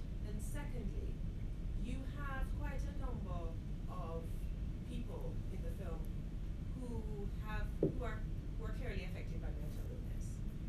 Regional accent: Jamaica; And as a Jamaican

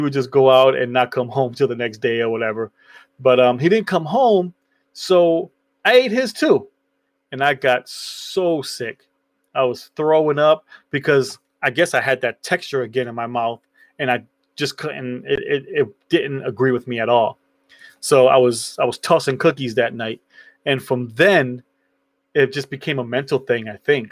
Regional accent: New York, United States; So when I was younger, I grew up in New York.

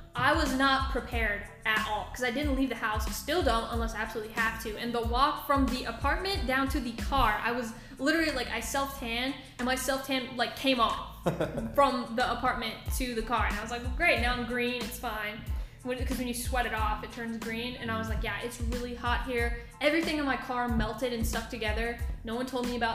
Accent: United States; I grew up on the Tom Bigby River, which is like connected to the Mississippi River.

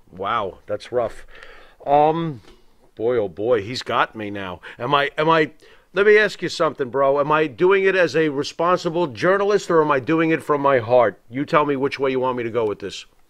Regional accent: Long Island, New York, United States; growing up in New York during the early '80s

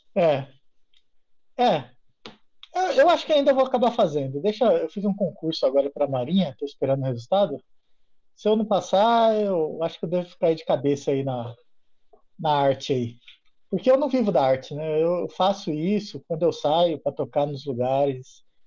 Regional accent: Guarulhos, São Paulo, Brazil; moved away as an adult; also born or lived in Juiz de Fora, Minas Gerais / Viçosa, Minas Gerais; eu sou de Guarulhos

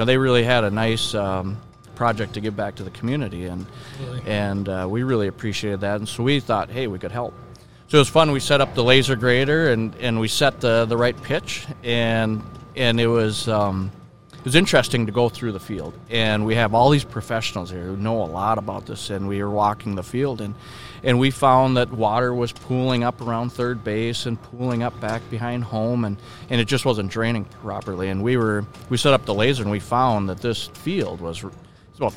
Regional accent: Minneapolis, Minnesota, United States; I grew up in Minneapolis

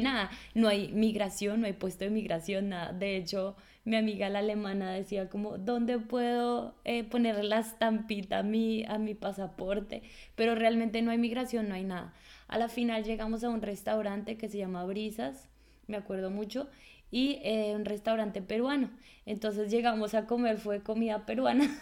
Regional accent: Colombia; moved away as an adult; now in Germany; una colombiana

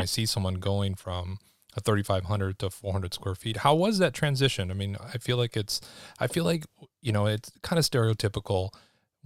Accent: Los Angeles, California, United States; moved away as an adult; also born or lived in Seattle / Boston / New York / Germany; we got back into Los Angeles when I was like 5 or 6. And then I left Los Angeles at like 46. So I spent about 40 years in Southern California.

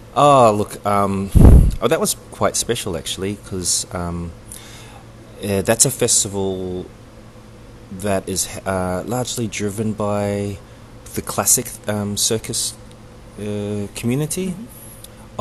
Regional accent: New Zealand; also born or lived in Sydney, Australia / Samoa (ancestry); now in Brisbane, Australia; I was born and raised in Aotearoa, otherwise known as New Zealand, and I came over to Australia um, uh, where I was also raised and schooled

